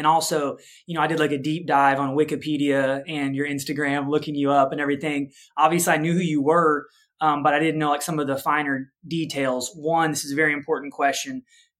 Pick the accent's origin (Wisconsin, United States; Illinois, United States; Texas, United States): Illinois, United States; just outside Chicago; I grew up just outside Chicago.